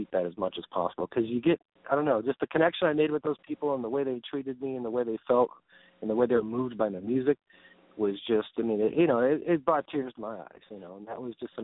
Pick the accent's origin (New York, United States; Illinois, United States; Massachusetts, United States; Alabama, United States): Illinois, United States; Arlington Heights; moved away; also born or lived in Evanston, Illinois; did grew up in Arlington Heights